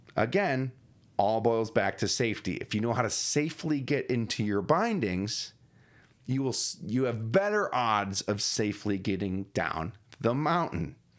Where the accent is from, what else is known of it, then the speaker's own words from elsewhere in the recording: Springville, New York, United States; my hometown, beautiful Springville, New York.